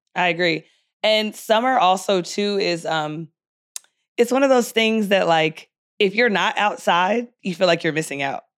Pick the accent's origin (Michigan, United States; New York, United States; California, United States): California, United States; San Diego; moved away; also born or lived in Philadelphia, Pennsylvania; I grew up on the West Coast